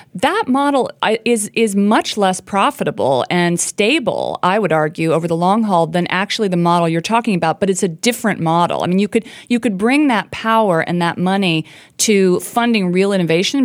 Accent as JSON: {"language": "English", "region": "rural Indiana", "country": "United States", "tie": "born or raised there", "said": "I grew up in the Rust Belt. I grew up in a tiny town in rural Indiana"}